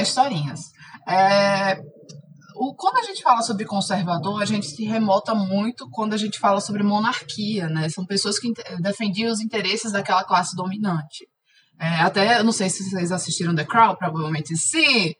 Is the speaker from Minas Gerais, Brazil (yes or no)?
no; Alagoas, Brazil; moved away as an adult; now in Belo Horizonte, Brazil; eu sou alagoana, mas atualmente eu moro em Belo Horizonte